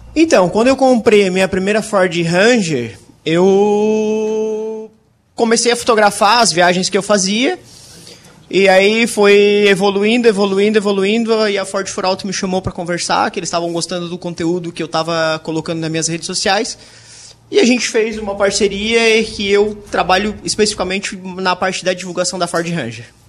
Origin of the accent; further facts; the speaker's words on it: Criciúma, Santa Catarina, Brazil; eu sou de Criciúma